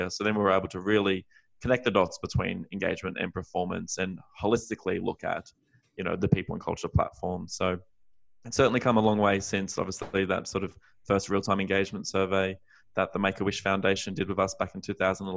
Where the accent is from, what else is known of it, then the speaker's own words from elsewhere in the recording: Australia; moved away as an adult; now in San Francisco, United States; as an Australian expat now based in the US